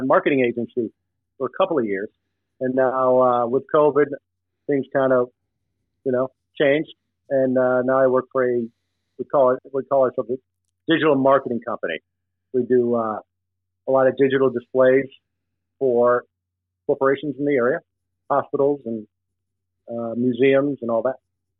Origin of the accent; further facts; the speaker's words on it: New England, United States; But seriously, I am from New England